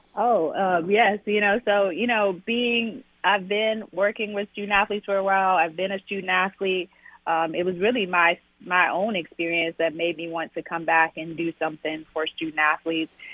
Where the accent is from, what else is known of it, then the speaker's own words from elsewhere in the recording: Arkansas, United States; moved away; born and raised, um, in Arkansas